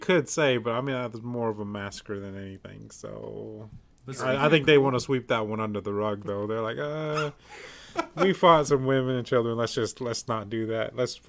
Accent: Pine Ridge Indian Reservation, South Dakota, United States; moved away; I am from the Pine Ridge Indian Reservation. It's a pretty awesome place.

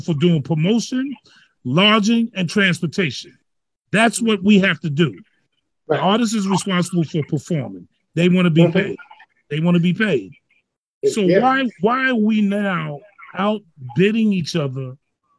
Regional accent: New York City, New York, United States; I grew up in the Bronx

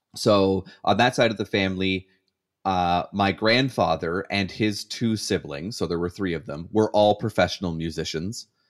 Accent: Canada; as a Canadian

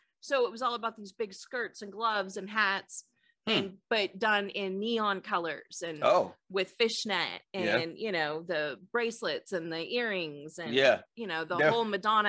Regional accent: California, United States; I grew up in California.

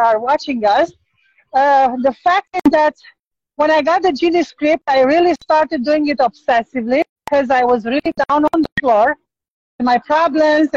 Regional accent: Romania; I'm from Romania

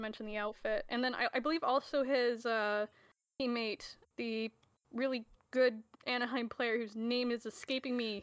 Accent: Canada; I am the resident Canadian

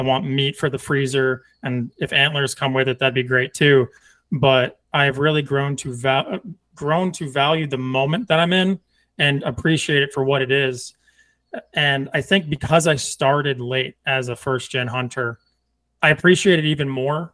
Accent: Northeast, United States; now in Texas, United States; I'm from the Northeast

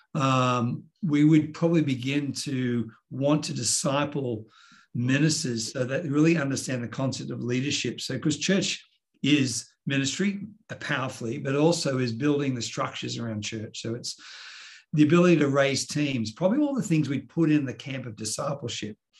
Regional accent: Sydney, New South Wales, Australia; also born or lived in New York, United States; born and raised in Sydney

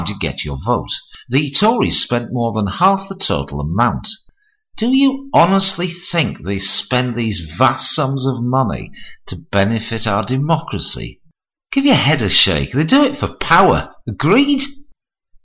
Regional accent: Hartlepool, North East England, United Kingdom; his arrival in my hometown

